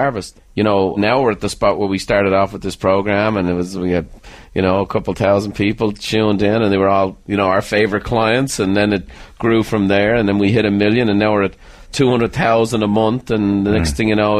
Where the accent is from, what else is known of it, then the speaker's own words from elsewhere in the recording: Ireland; I'm an Irishman